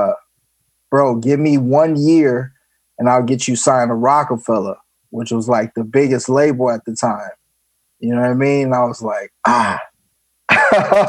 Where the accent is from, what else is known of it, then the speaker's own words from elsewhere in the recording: Los Angeles, California, United States; also born or lived in Inglewood, California; I was born there, but I grew up in South Central for a while till I was like seven.